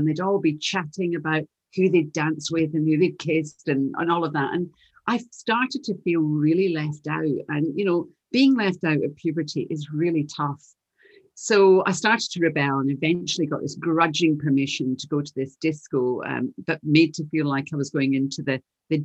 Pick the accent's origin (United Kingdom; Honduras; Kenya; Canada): United Kingdom; Glasgow, Scotland; You can probably tell from my accent. You can tell I'm from Glasgow, but you can't take Glasgow out of the girl.